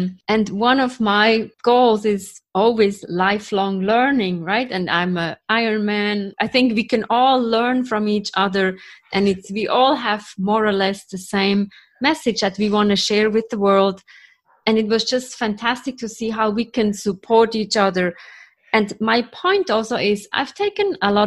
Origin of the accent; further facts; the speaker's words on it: Switzerland; now in New York, United States; I'm from Switzerland, from Europe, living in New York.